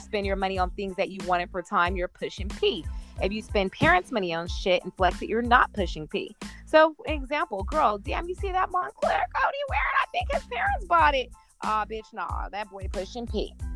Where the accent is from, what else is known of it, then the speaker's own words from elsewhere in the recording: Las Vegas, Nevada, United States; we're from Vegas